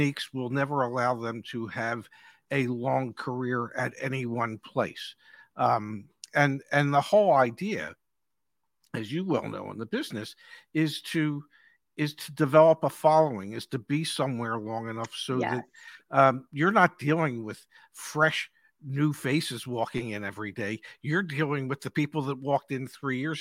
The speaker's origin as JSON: {"language": "English", "town": "Philadelphia", "region": "Pennsylvania", "country": "United States", "moved": "yes", "said": "I'm from Philly originally, so I say things funny"}